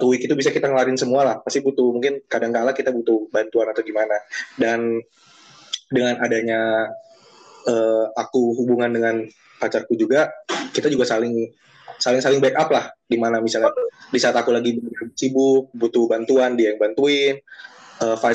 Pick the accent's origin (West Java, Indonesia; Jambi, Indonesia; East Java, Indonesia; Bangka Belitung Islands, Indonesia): East Java, Indonesia; Sidoarjo; Aku dari Surabaya Sidoarjo. Ayo adu nasib kita.